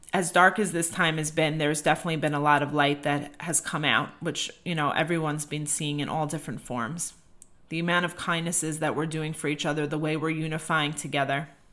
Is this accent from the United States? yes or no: yes; United States; as an American